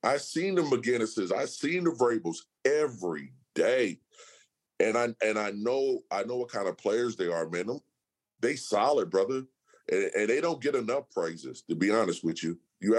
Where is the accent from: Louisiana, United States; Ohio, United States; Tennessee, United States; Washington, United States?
Washington, United States; Seattle; Seattle, Washington.